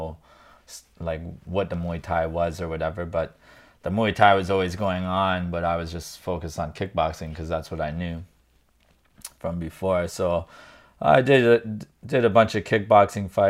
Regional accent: Kitchener, Ontario, Canada; I'm just Kitchener, born and raised here

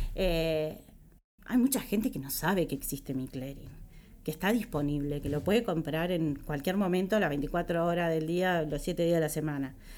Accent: Uruguay; Como uruguaya yo me siento súper orgullosa de ser uruguaya

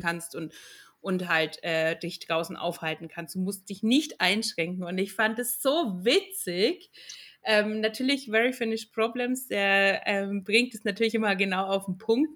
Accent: Franconia, Nuremberg area, Bavaria, Germany; now in Finland; als Fränkin und aus der Nürnberger Gegend

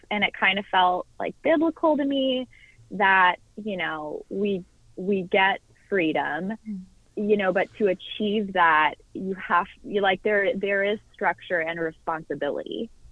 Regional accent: Orange County, California, United States; moved away as an adult; also born or lived in Washington, D.C.; I grew up in Orange County, California

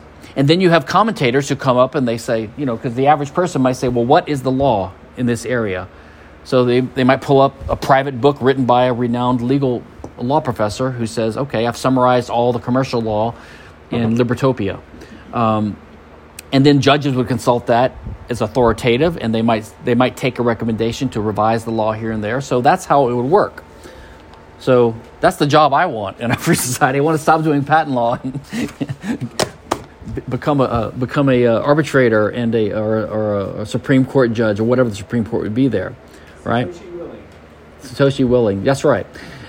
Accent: Louisiana, United States; now in Houston, United States; My home state's Louisiana

